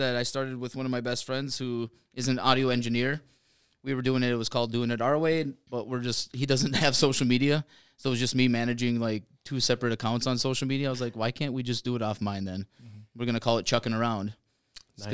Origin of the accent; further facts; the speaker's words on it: Bayfield, Wisconsin, United States; moved away; also born or lived in Upper Peninsula, Michigan; Bayfield, Wisconsin.